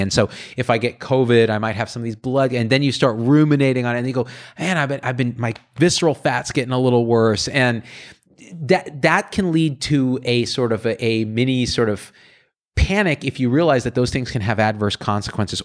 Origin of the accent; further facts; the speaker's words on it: Clovis, California, United States; I grew up in Clovis, which is down the road